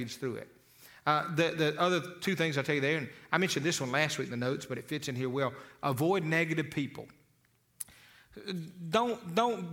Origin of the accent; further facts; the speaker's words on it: Eufaula, Alabama, United States; I was a boy from Eufaula, Alabama